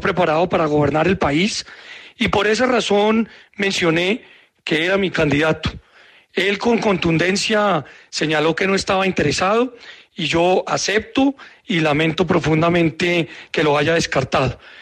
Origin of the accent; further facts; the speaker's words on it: Colombia; Como muchos colombianos, estoy convencido